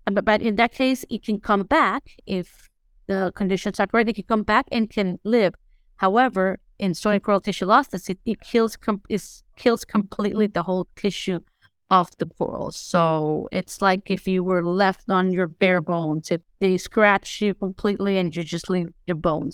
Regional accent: Tegucigalpa, Francisco Morazán, Honduras; I grew up in Tegucigalpa

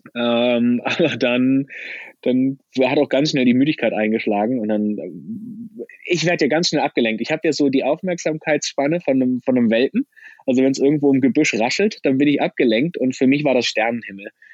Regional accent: Germany; Als Deutscher komme ich aus Land Nummer 4 auf der Liste

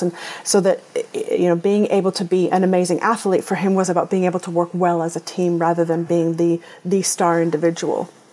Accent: Canada; growing up in Canada, skiing was part of what we did

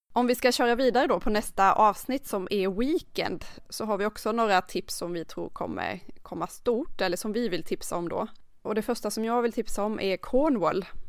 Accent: Karlskrona, Blekinge, Sweden; kommer ju från Karlskrona

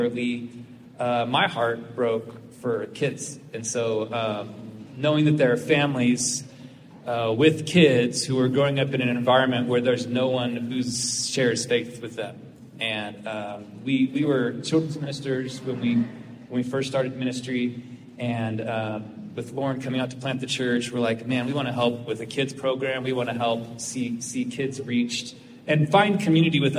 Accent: Fresno, California, United States; moved away as an adult; now in Utah, United States; We grew up in Fresno, California, Central Valley

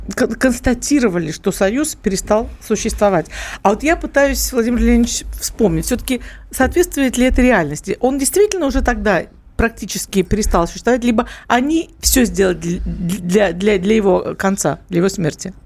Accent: Udmurtia, Russia; я из Удмуртии

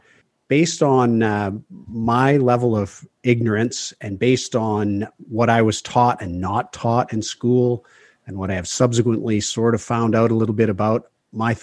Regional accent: southern BC interior, British Columbia, Canada; We all grew up in southern BC, in the interior, small town

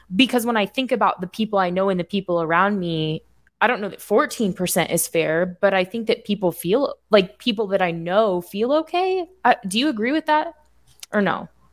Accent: Indiana, United States; born or raised there; moved away

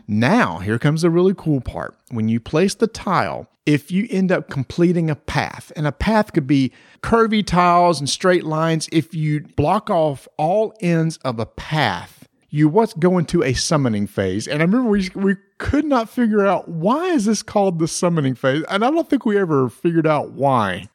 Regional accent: the South, United States; we're from the South

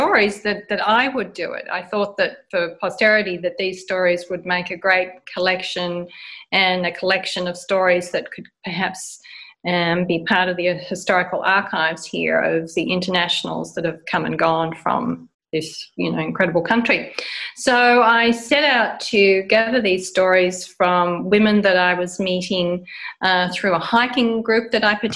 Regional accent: Australia; moved away as an adult; also born or lived in United States / London / France; now in Portugal; So I'm originally from Australia and I've lived abroad about 35 years now.

